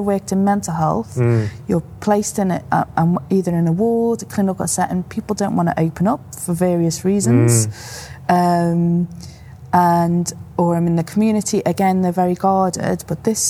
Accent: Liverpool, North West England, United Kingdom; moved away; I'm originally from Liverpool

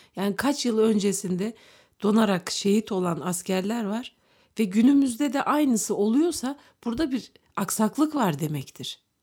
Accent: Turkey; Türk olduğumuz için

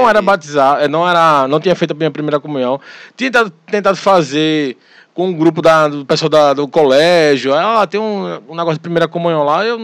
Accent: Olinda, Pernambuco, Brazil; also born or lived in Paulista; Sou lindense, mas nasci em Paulista. E hoje eu sou casado, graças a Deus. Estou casado. Moro aqui em Olinda, aqui pertinho de você, aqui em Jardim Atlântico.

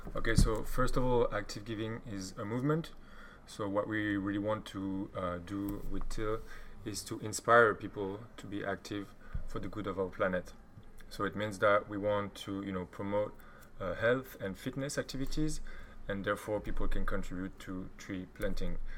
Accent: Belgium; now in Berlin, Germany; I'm from Belgium

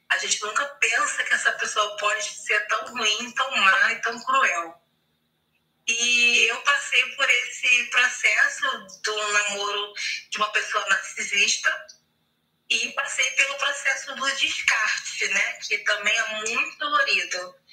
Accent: Rio de Janeiro, Brazil; sou do estado do Rio de Janeiro.

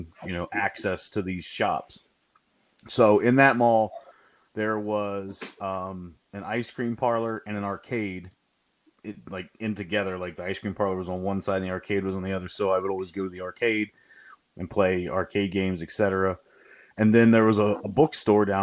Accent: Athens, Ohio, United States; I grew up in Southern Ohio. I was born in Athens

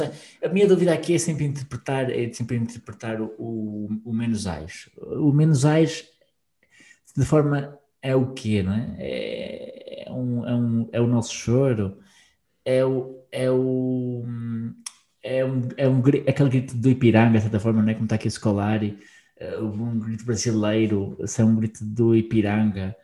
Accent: Portugal; quem somos, enquanto também portugueses

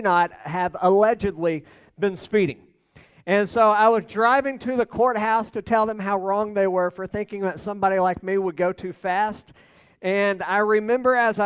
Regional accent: United States

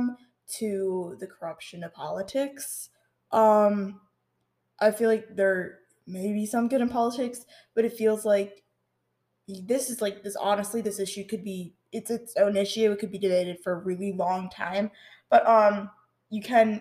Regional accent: New Jersey, United States; in my home state of New Jersey

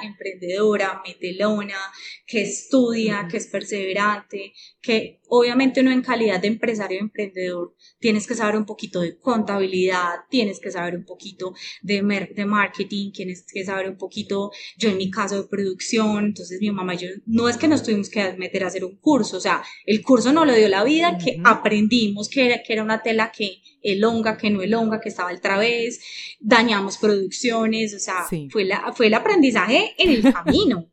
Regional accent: Paisa, Antioquia, Colombia; Como buena paisa

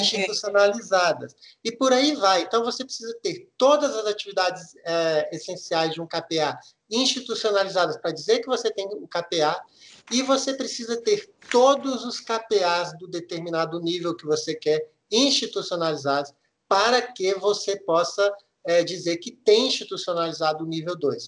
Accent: Minas Gerais, Brazil; moved away; Eu sou mineiro, nascido e criado aí em Minas

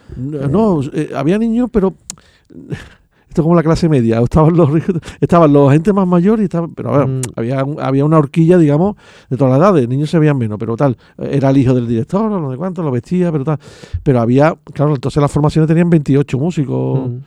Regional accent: Seville, Andalusia, Spain; now in Castilleja de la Cuesta, Spain; Yo nací en La Macarena, pero yo me crié en San Román, Pumarejo, eh, San Marco

